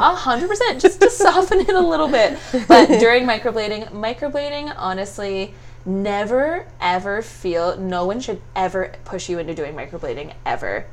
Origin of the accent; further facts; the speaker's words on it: Stratford, Ontario, Canada; moved away as an adult; also born or lived in Windsor, Canada; now in Toronto, Canada; I grew up in Stratford, a little like artsy fartsy eccentric little place.